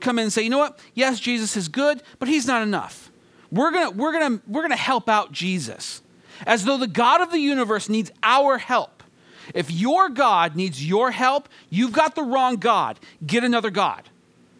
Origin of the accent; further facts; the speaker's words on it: 40 minutes from San Luis Obispo, California, United States; San Luis Obispo, California, just a short 40 minutes from my hometown